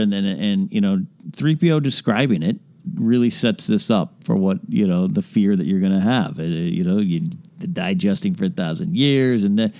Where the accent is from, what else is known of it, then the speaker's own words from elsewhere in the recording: near Pismo Beach, California, United States; I grew up near Pismo Beach where we had sand dunes and we'd go play on them.